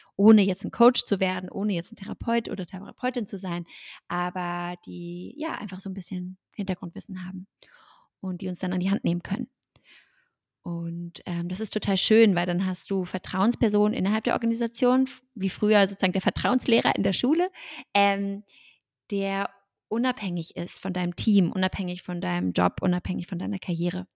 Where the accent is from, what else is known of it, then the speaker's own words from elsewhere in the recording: Germany; ich bin Deutsche